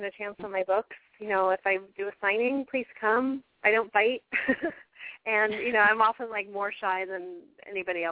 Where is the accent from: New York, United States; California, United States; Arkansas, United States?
California, United States; San Diego; moved away as an adult; now in New England, United States; I was born and raised in San Diego, lived there, you know, first 18 years of my life